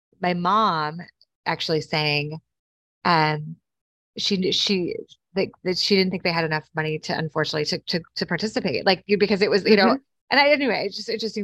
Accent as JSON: {"language": "English", "region": "Wisconsin", "country": "United States", "tie": "born or raised there", "said": "I grew up in Wisconsin in a small town, and predominantly farmers"}